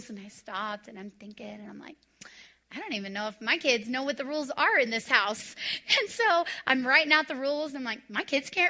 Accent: Texas, United States; So, I came from Texas where it was like, you discipline and you spank

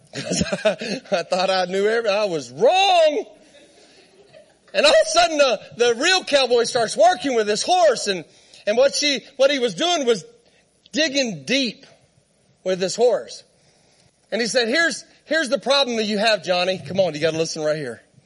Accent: Southern Arizona, United States; moved away as an adult; also born or lived in Texas / Great Falls, Montana; I was born in Texas, raised in Southern Arizona. I, I'm at, like, I lived outside of Tombstone, Arizona

